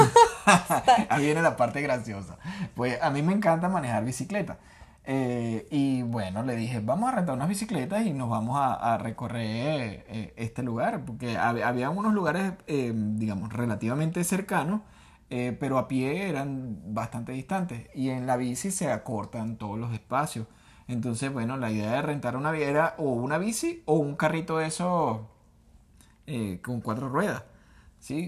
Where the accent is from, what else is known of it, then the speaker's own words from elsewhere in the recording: Venezuela; nosotros los venezolanos